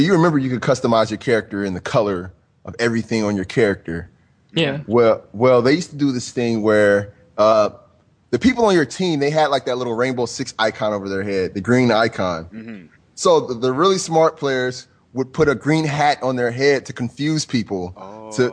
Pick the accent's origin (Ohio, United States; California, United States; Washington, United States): Ohio, United States; Cincinnati; moved away; back in my hometown in Cincinnati